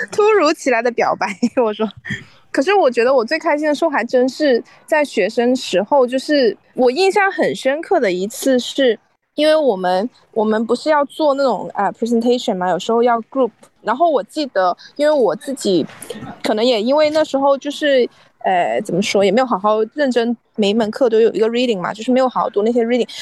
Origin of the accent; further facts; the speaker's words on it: China; now in Canada; 我们中国人在，中国留学生